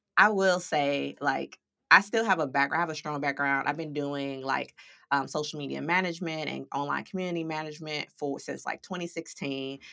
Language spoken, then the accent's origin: English; St. Louis, Missouri, United States; moved away as an adult; now in San Diego, United States; I was born and raised in Saint Louis, Missouri, but I now reside in sunny San Diego